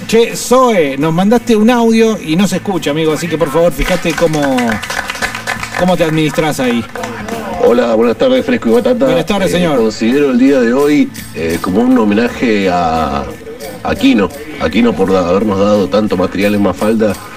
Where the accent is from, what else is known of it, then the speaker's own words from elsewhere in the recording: Argentina; los seres humanos argentinos